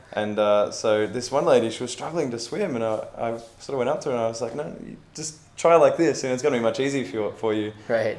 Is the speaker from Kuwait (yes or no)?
no; Melbourne, Victoria, Australia; I'm, myself, I'm from Melbourne